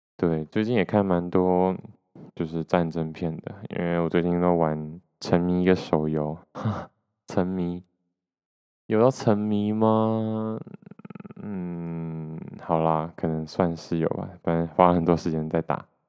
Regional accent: Taiwan; 我是出生在台湾

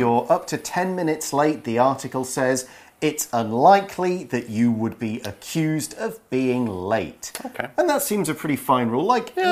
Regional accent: United Kingdom; I am super British

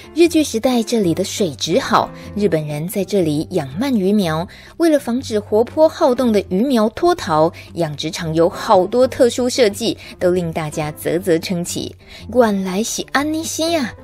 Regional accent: Shiding, New Taipei, Taiwan; 我们家乡在石碘

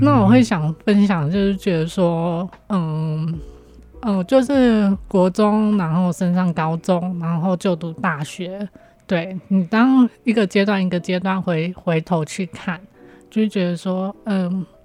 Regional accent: Hualien, Hualien County, Taiwan; 我呢，就是土生土长的花莲人

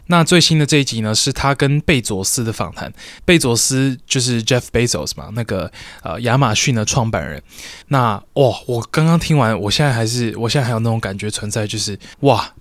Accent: Taiwan; 在听说读写里面，算是我们台湾人比较差的嘛。

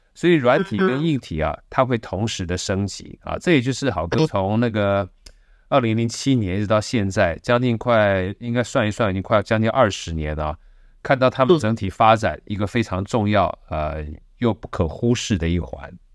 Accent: Taiwan; 从小都是眷村长大的

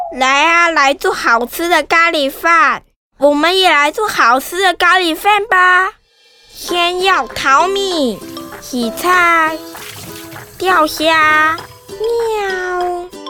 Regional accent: Changhua County, Taiwan; 我现在是大班，我来自彰化

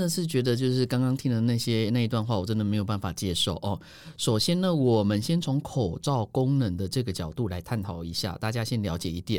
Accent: Taiwan; 你以为我们台湾人是随着说嘎走哎吼，

